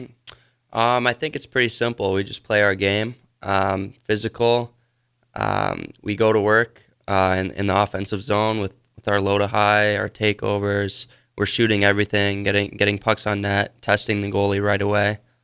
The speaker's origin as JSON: {"language": "English", "region": "Wisconsin", "country": "United States", "said": "I'm from Wisconsin"}